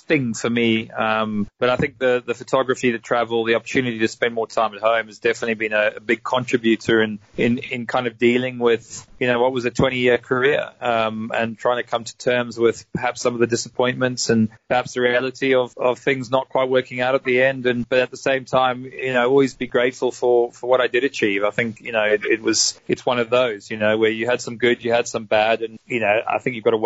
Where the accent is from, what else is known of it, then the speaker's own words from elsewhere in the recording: South Africa; now in United Kingdom; I grew up in South Africa to a to an English family, but I've spent primary or main years of my life in the UK and plying my trade.